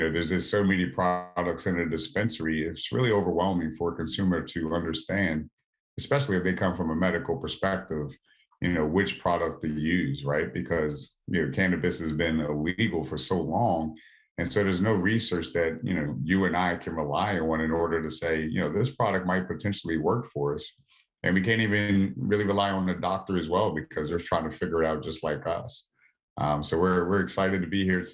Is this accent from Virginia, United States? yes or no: no; Southern Maryland, United States; I live right outside of Washington, D.C. So I grew up in Southern Maryland.